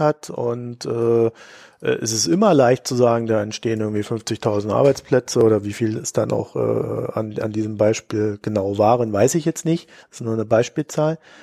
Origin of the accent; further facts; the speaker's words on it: Germany; als äh, Deutsche oder als, als Staatsbürger